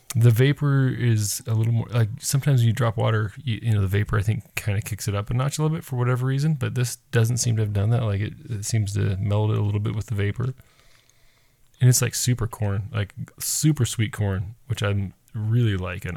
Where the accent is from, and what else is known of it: United States